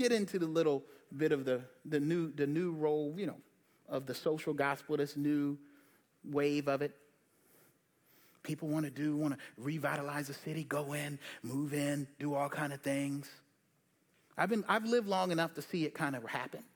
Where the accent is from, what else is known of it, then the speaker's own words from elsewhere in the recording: Charleston, South Carolina, United States; now in Charlotte, United States; the South, I grew up in Charleston